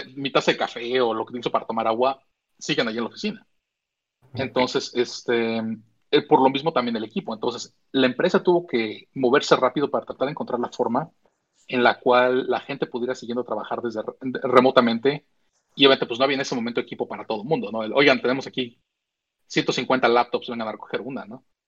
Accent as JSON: {"language": "Spanish", "country": "Mexico", "tie": "born or raised there", "moved": "yes", "lives_now": "United States", "said": "yo crecí en México, nací en México"}